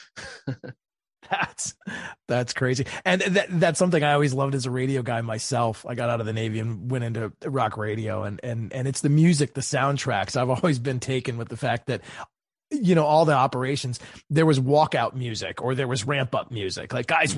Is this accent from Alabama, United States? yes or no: no; Maryland, United States; my home state of Maryland